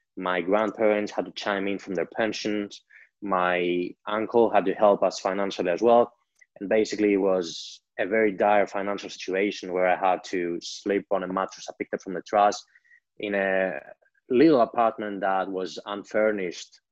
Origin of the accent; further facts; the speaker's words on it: Greece; I grew up in Greece